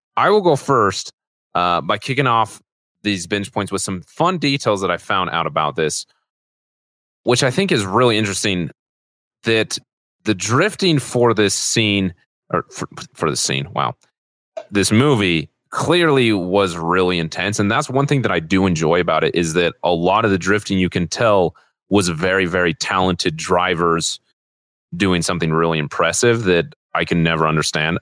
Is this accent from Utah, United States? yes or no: yes; Utah, United States; growing up in Utah